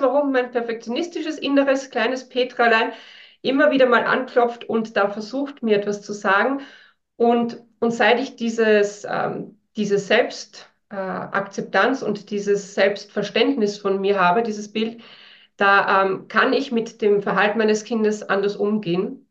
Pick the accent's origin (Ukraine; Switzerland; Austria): Austria; northern Austria; now in Vienna, Austria; ich bin in einem ganz kleinen Dorf aufgewachsen im Norden von Österreich auf einem Bauernhof